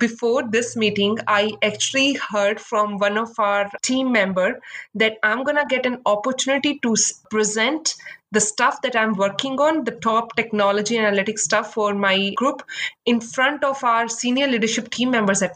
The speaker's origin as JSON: {"language": "English", "country": "India", "moved": "as an adult", "lives_now": "Seattle, United States", "said": "I came from India, and back then, just like we have Ivy League institutes here, we have similar like top B business schools there"}